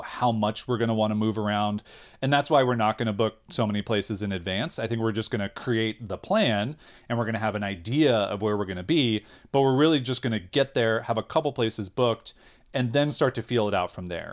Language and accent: English; United States; we're American